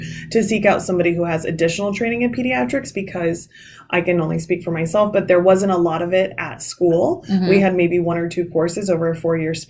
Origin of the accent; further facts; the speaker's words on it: Midwest, United States; moved away as an adult; now in New Jersey, United States; I'm originally from the Midwest